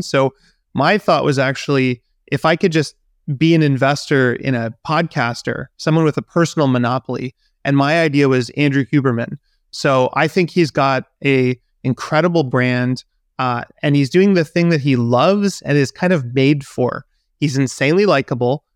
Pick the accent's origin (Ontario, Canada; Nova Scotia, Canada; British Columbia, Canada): British Columbia, Canada; Vancouver; moved away; in my hometown